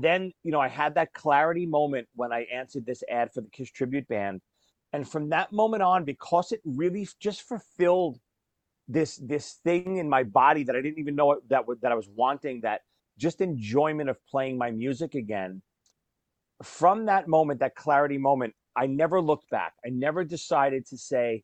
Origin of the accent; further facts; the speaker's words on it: New York, United States; I grew up in New York